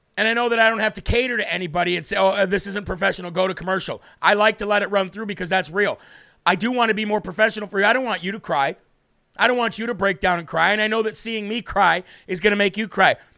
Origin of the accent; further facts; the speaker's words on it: Illinois, United States; I'm from Illinois.